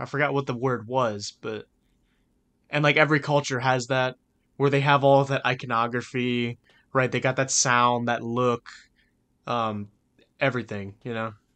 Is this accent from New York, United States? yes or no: no; Louisiana, United States; we're from Louisiana